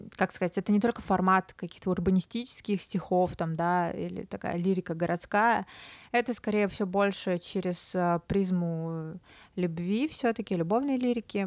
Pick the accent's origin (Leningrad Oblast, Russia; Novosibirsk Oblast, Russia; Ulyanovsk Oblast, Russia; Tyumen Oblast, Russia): Novosibirsk Oblast, Russia; Novosibirsk; also born or lived in Moscow; now in Sochi, Russia; период карантина, самоизоляции я провела в родном городе Новосибирске с весны